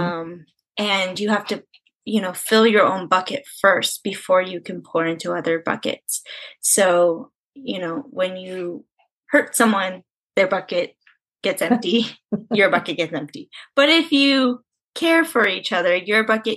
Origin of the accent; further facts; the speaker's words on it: San Diego, California, United States; I'm from San Diego